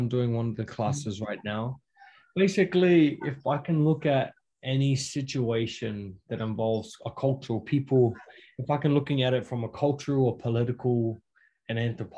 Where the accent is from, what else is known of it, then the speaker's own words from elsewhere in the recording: North Queensland, Australia; moved away as an adult; now in Hawaii, United States; I'm from North Queensland in Australia